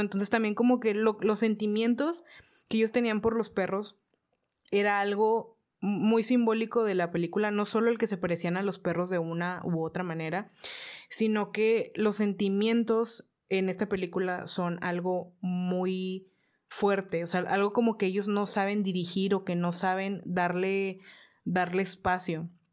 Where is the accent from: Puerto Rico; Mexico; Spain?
Mexico; estoy en México y soy mexicana